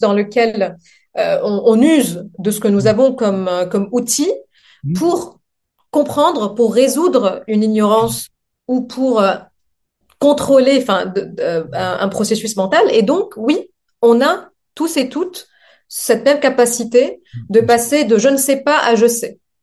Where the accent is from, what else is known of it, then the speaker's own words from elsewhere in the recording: Lebanon; French is a second language; moved away as an adult; also born or lived in Montpellier, France; now in France; je viens du Liban.